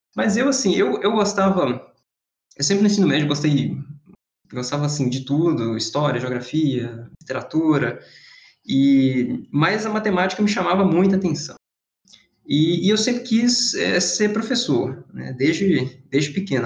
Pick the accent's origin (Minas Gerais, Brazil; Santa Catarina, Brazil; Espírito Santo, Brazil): Minas Gerais, Brazil; Governador Valadares; moved away as an adult; also born or lived in Viçosa / São Paulo / Montreal / Valencia; sou natural de Governador Valadares